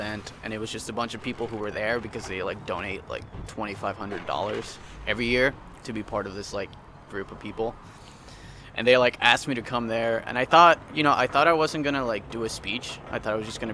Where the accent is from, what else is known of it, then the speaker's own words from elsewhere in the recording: Mexico; moved away; I'm originally from Mexico. I was born there. I went to this Catholic school